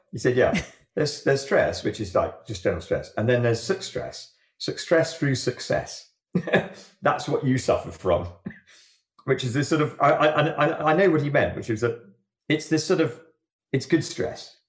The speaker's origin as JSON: {"language": "English", "country": "Jersey", "tie": "born or raised there", "said": "I grew up in Jersey above a surf bay"}